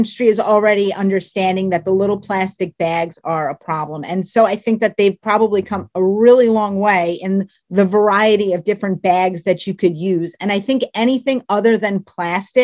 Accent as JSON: {"language": "English", "area": "Long Island", "region": "New York", "country": "United States", "said": "I'm from Long Island"}